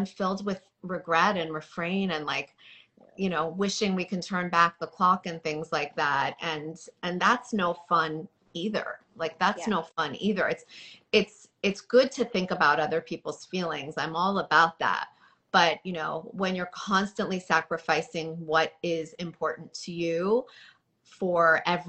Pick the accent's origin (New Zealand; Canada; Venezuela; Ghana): Canada; Toronto, Ontario; moved away as an adult; now in New York, United States; I was raised in Toronto where it was very diverse